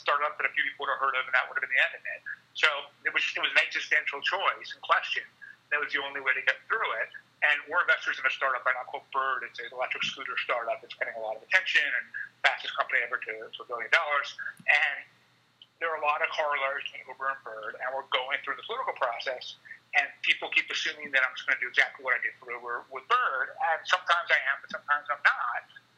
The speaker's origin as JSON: {"language": "English", "town": "New York City", "region": "New York", "country": "United States", "said": "I'm a New Yorker"}